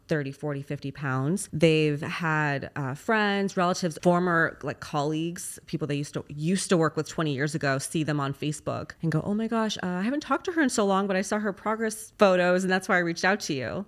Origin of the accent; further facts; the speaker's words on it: Los Angeles, California, United States; moved away; I'm actually originally from Los Angeles